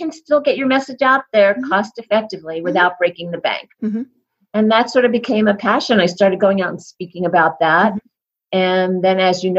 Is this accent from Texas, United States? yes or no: no; New York, United States; now in Colorado, United States; I'm in Colorado, but I'm originally from New York